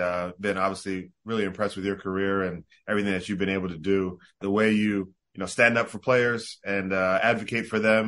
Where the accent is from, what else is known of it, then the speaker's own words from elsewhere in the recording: South Jersey near Atlantic City, New Jersey, United States; also born or lived in Bahamas; I grew up in South Jersey near Atlantic City. We left the Bahamas, you know, when I was around 3 years old